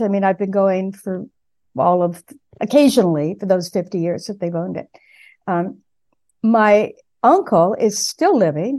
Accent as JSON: {"language": "English", "area": "San Gabriel Valley", "region": "California", "country": "United States", "tie": "born or raised there", "also_born_or_lived": "Pasadena, California", "moved": "yes", "lives_now": "New England, United States", "said": "I was born in Pasadena. I grew up in the San Gabriel Valley, uh, to the east of Los Angeles."}